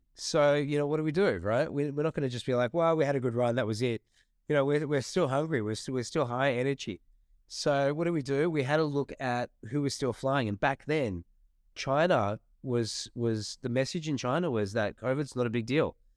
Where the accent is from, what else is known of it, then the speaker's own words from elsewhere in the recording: Australia; our country